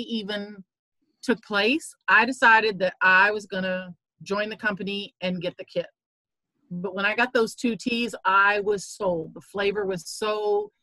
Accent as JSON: {"language": "English", "region": "Southern Indiana", "country": "United States", "tie": "born or raised there", "said": "I grew up in Southern Indiana"}